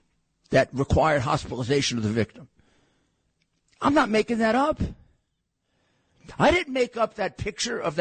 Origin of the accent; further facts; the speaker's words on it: New York City, New York, United States; my hometown, New York